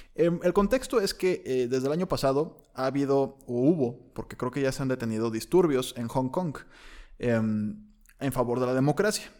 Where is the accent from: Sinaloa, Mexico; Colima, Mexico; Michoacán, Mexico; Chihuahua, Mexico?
Colima, Mexico; yo soy de Colima, que es un rancho